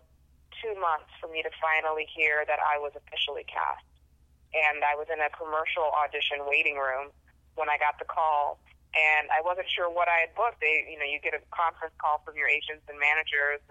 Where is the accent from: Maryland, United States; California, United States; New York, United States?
California, United States; Los Angeles; also born or lived in Orange County; I was born and raised in Los Angeles, which is very much an industry town